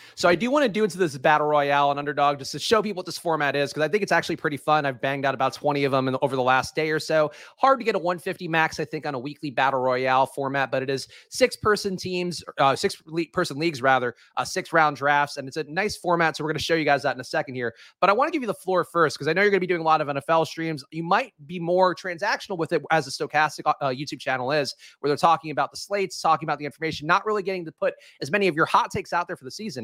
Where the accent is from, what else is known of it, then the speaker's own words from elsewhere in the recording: United States; as an American.